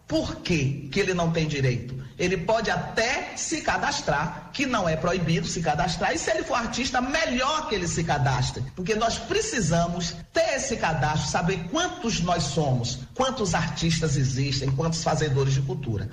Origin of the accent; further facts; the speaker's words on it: interior of Bahia, Brazil; eu sou também do interior da Bahia